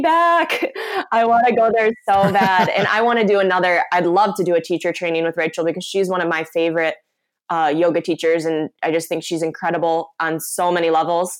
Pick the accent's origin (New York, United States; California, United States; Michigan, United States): Michigan, United States; I'm from Michigan